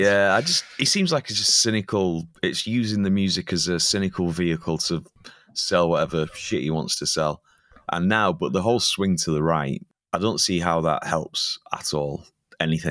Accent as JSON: {"language": "English", "town": "Preston", "region": "North West England", "country": "United Kingdom", "tie": "born or raised there", "moved": "as an adult", "lives_now": "Munich, Germany", "said": "where I'm from, Preston is my hometown"}